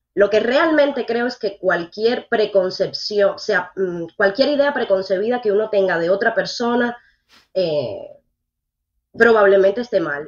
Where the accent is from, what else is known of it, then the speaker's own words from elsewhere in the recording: Matanzas, Cuba; now in Miami, United States; yo no soy habanera, yo soy matancera, yo soy del campo